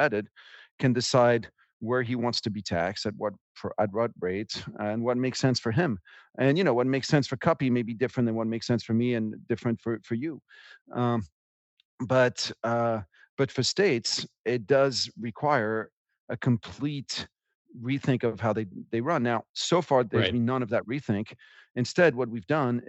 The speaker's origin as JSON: {"language": "English", "country": "France", "tie": "born or raised there", "moved": "yes", "said": "I grew up in France"}